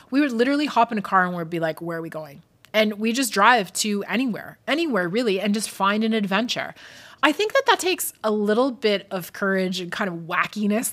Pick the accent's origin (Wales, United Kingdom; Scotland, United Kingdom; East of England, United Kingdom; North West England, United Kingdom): Scotland, United Kingdom; moved away; I grew up in Scotland